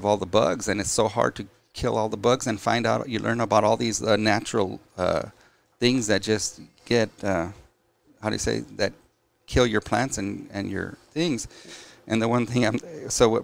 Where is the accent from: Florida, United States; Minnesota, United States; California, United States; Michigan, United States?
California, United States; Los Angeles; also born or lived in La Puente, California; I lived in La Puente for 10 years. And then I grew up in what they call the ghetto in Lincoln Heights. By Dodger Stadium